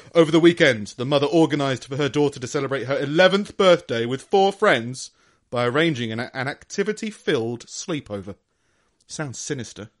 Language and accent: English; London, United Kingdom; I grew up in London